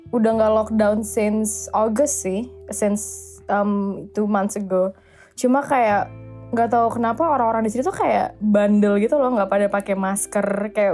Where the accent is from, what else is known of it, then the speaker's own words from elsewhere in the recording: West Java, Indonesia; Kayak gue … tuh gue kan orang Sunda kan.